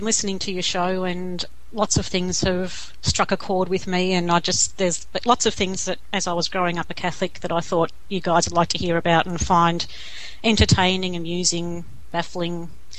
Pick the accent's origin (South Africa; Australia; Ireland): Australia